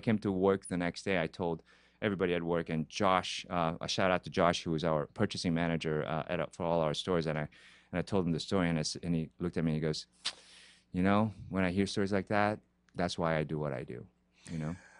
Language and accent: English; Brazil; moved away as an adult; also born or lived in Korea / Boston; now in Los Angeles, United States; was born in Korea. I was raised in Brazil